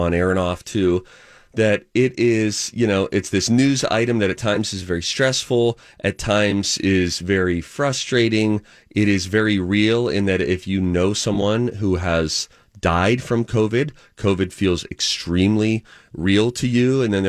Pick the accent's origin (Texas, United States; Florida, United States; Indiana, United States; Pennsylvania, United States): Pennsylvania, United States; Pittsburgh; I'm from Pittsburgh, grew up diehard Pittsburgh Steeler fan, always will be.